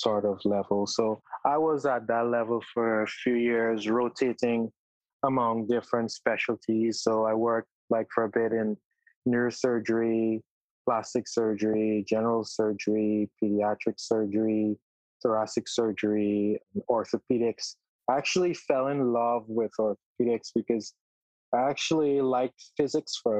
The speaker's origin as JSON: {"language": "English", "country": "Guyana", "tie": "born or raised there", "also_born_or_lived": "Trinidad", "moved": "as an adult", "lives_now": "United States", "said": "I spent most of my early life in Guyana, and then I moved to Trinidad"}